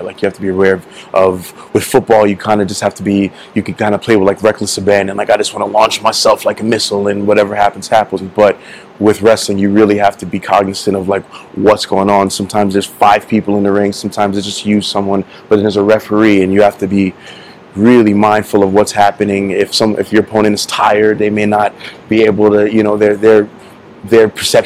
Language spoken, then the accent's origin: English; New York City, New York, United States; also born or lived in Florida; now in Las Vegas, United States; Born and raised in Queens, and then I moved to Florida